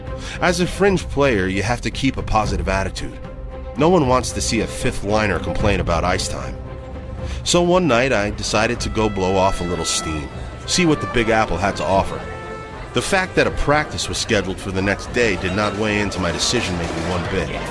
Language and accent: English; Dryden, Ontario, Canada; We grew up in Dryden, a small mill town in northwestern Ontario, 400 kilometers east of Winnipeg